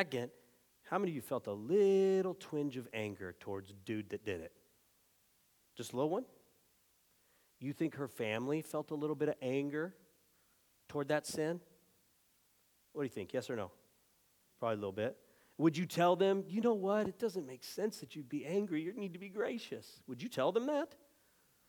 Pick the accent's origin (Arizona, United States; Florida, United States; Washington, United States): Arizona, United States; my home state of Arizona